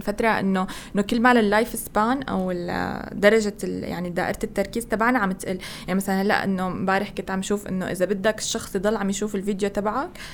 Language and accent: Arabic; Syria; moved away as an adult; طلعت من سوريا يعني انا كان كل المجتمع التطوعي تبعي والكوميونتي ورك هو بسوريا